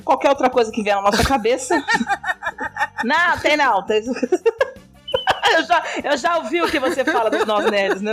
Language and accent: Portuguese; São Paulo, Brazil; now in Goiás, Brazil; Sou de São Paulo, mas moro em Goiás e aqui é muito quente